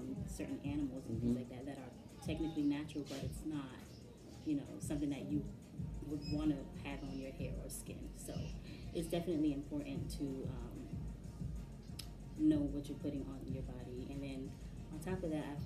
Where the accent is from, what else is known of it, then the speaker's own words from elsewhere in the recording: New York City, New York, United States; Born and raised in Brooklyn my whole life